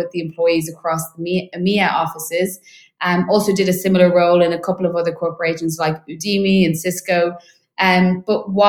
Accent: Dublin, Leinster, Ireland; moved away as an adult; now in London, United Kingdom; I am originally from Ireland, in Dublin, so moved over to London about 2 years ago

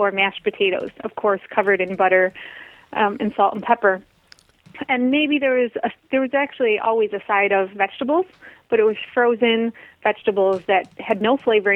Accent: Michigan, United States; I grew up in Michigan, the Midwest

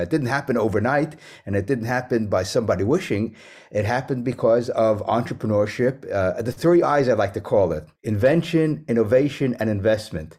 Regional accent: New York City, New York, United States; also born or lived in West Germany / Manhattan / Bronx; growing up in New York City

